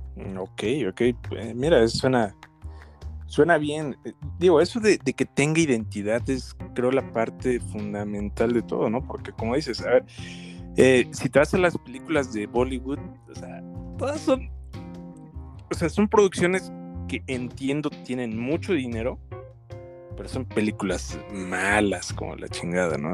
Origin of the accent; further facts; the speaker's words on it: Mexico; como mexicanos